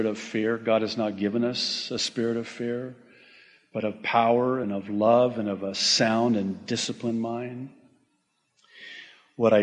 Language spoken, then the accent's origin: English; United States; My parents immigrated legally, by the way, to America when I was 9 months old